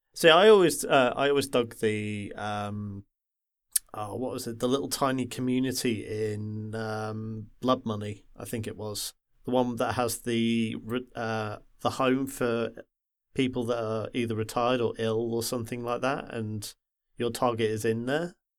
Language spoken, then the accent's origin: English; the Wirral, North West England, United Kingdom; I grew up in the Wirral, which is that little nub that sticks uh, sticks out between uh, Liverpool and Wales